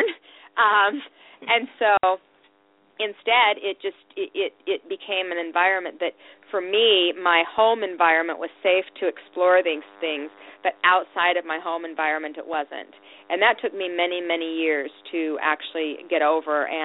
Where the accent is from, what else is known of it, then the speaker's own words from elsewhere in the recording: Salt Lake City, Utah, United States; I was raised in Salt Lake City, Utah.